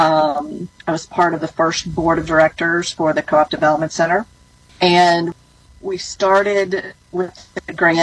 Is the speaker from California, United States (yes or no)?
no; Alabama, United States; I grew up in Alabama, in the country, and we got our electricity from a rural electric cooperative.